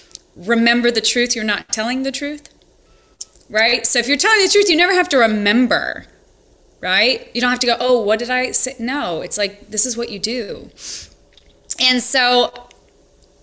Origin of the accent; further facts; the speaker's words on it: Montana, United States; moved away as an adult; also born or lived in California; growing up in Montana